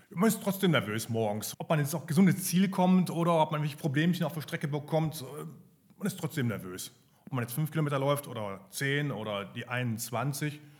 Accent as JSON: {"language": "German", "town": "Essen", "region": "North Rhine-Westphalia", "country": "Germany", "tie": "born there", "said": "Ich komme gebürtig aus Essen, also komme nicht aus Leverkusen."}